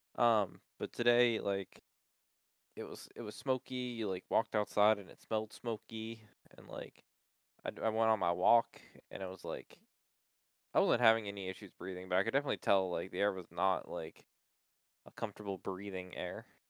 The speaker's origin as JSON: {"language": "English", "country": "United States", "said": "I'm American"}